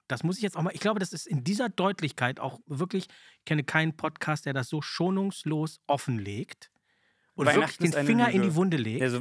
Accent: Czechia; ich komme ja aus der Tschechoslowakei mhm. und da gab es keinen Weihnachtsmann.

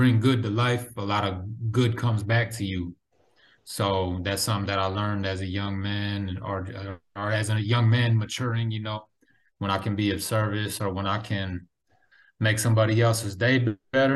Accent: Minneapolis, Minnesota, United States; now in St. Paul, United States; I actually live in St. Paul right now, but I'm from Minneapolis, Minnesota

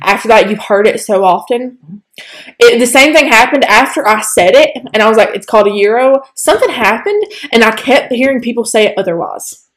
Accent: Northeast Alabama, United States; accent: southern; we're from Northeast Alabama

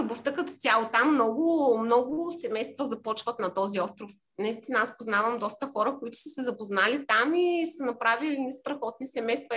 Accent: Bulgaria; moved away as an adult; also born or lived in Cyprus

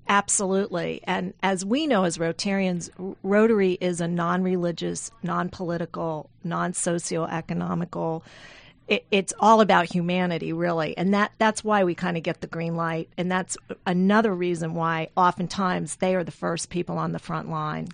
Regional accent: South Louisiana, United States; moved away; I'm from South Louisiana. I flew home

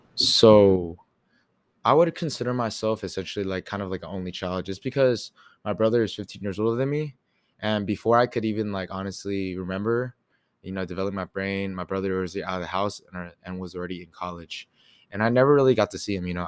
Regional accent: Katy, Texas, United States; also born or lived in New York; now in College Station, United States; I was born in New York, and then I also moved to Katy, Texas around second grade

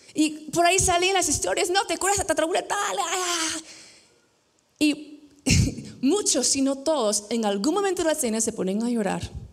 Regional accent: United States; moved away as an adult; now in Peru; yo crecí en Estados Unidos

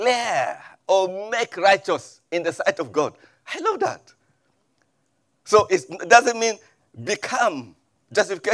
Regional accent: Middle Belt of Nigeria, Nigeria; moved away; I come from Nigeria originally, and from the middle part of Nigeria, even though sometimes they refer to us as being in the north, but we are not actually northerners. We are in the middle part of Nigeria.

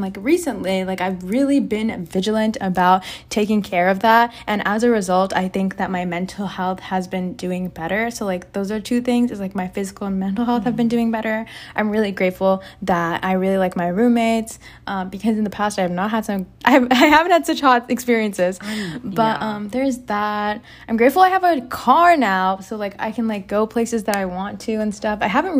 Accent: Texas, United States; born there; So I was born in Texas and I was born to the parents of Saravanan and Vasudha.

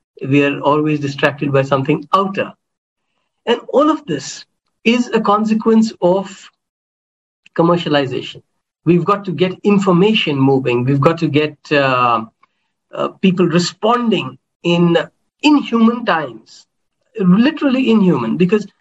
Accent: India; I come from India

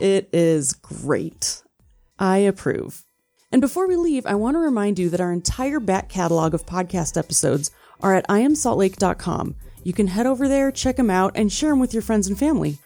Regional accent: Wisconsin, United States; now in Utah, United States; I grew up in Wisconsin

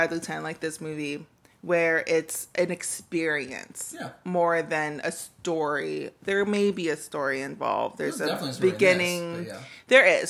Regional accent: Los Angeles, California, United States; as a woman, growing up in Los Angeles

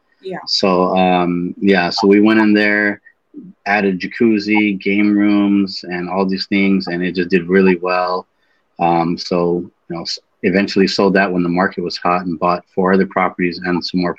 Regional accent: California, United States; moved away as an adult; now in Texas, United States; I'm originally from California.

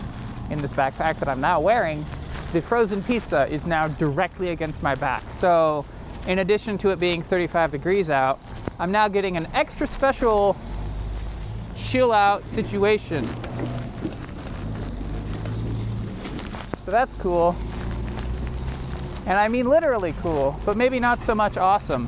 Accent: United States; I'm an American

